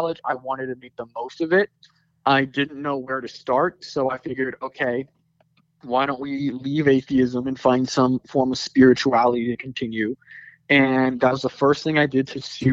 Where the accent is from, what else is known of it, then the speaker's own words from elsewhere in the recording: Sicklerville, New Jersey, United States; moved away as an adult; I was born in Sicklerville, New Jersey. I went to the same school from pre-K to eighth grade